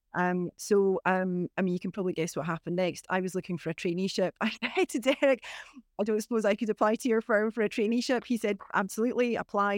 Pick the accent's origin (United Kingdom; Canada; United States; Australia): United Kingdom; Inverness, Scotland; also born or lived in Beauly; I'm from Inverness. I was born and brought up, you know, in the, in the town of Inverness, really.